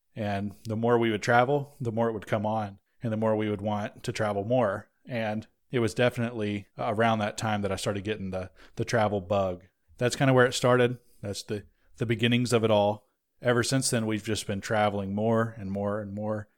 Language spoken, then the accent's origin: English; North Georgia, United States; I was also born in North Georgia in the same hospital as these runts here.